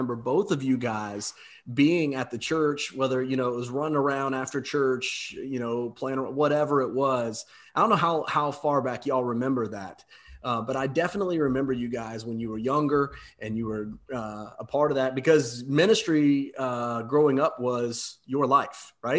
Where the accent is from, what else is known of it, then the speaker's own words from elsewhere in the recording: Versailles, Indiana, United States; So I grew up in Southeast Indiana in a town called Versailles, Indiana.